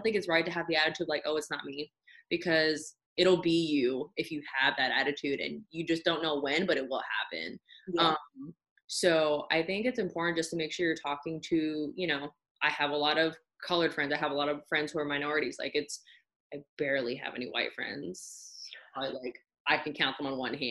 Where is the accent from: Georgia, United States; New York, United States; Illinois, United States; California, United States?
California, United States; moved away; I'm originally from California